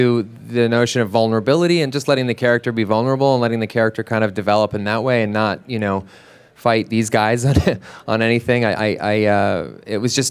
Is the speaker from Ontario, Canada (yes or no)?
no; Vancouver, British Columbia, Canada; I'm from Vancouver as well